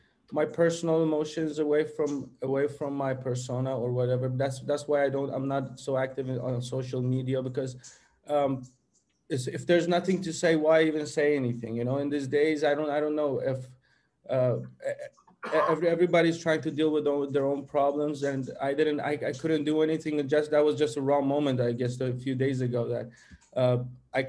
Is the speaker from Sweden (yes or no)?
yes; Sweden; when I grew up in Sweden, as the people know, it was a little bit of conflict between my identities, to go to the more to have the Swedish identity and to have the Persian identity.